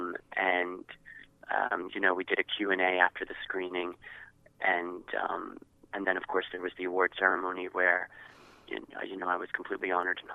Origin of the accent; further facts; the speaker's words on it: New York, United States; I'm from New York